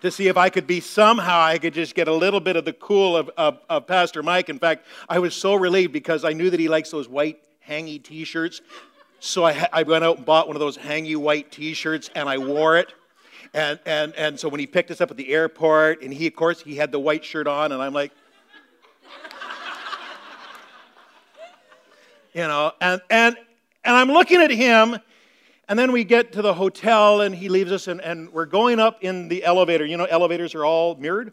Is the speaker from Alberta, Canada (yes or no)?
no; Meaford, Ontario, Canada; moved away; I grew up in Meaford, Ontario, in the northern part of Ontario